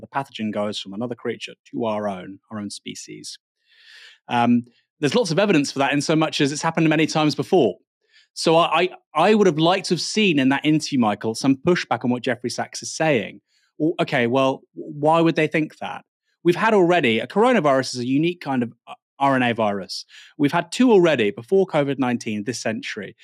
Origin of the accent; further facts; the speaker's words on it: Bournemouth, South West England, United Kingdom; I was born in Bournemouth